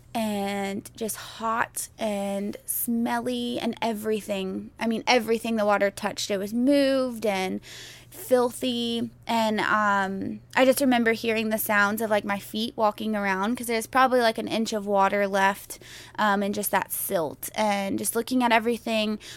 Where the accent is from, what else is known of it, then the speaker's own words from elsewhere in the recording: Houston, Texas, United States; Growing up in Houston